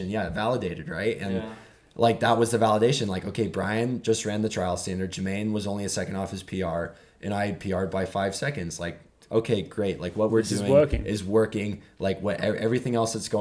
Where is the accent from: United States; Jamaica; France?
United States; California; I'm from California